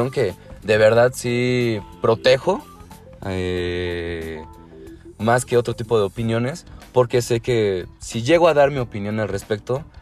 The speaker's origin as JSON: {"language": "Spanish", "region": "Puebla", "country": "Mexico", "said": "Somos, somos de Puebla."}